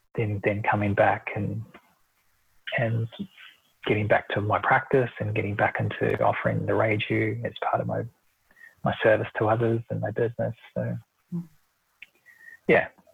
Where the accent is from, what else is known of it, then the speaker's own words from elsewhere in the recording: New Zealand; moved away as an adult; now in Australia; I'm originally from New Zealand and I moved to Australia in 2001